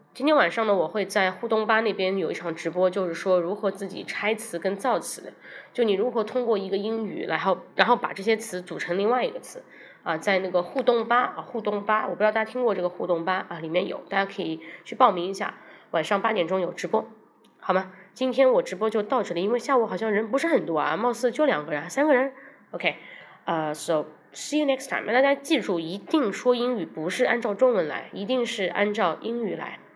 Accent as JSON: {"language": "Chinese", "country": "China", "said": "我们中国人可能说话并不，不是这样"}